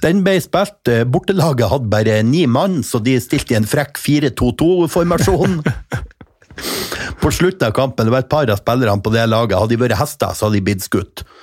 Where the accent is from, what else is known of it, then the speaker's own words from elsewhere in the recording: Mo i Rana, Nordland, Norway; Jeg kommer jo fra Rana kommune.